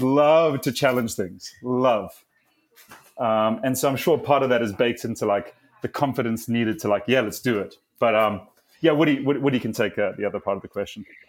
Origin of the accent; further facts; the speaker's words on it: South Africa; I'm South African